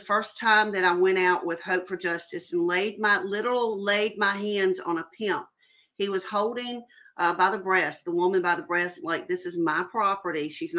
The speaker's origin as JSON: {"language": "English", "town": "Jackson", "region": "Mississippi", "country": "United States", "said": "I am from Jackson, Mississippi."}